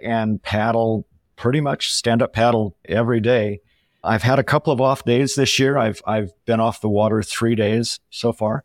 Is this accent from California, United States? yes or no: yes; Southern California, United States; moved away; also born or lived in San Luis Obispo, California; I grew up in Southern California, went to college in San Luis Obispo, which is Central California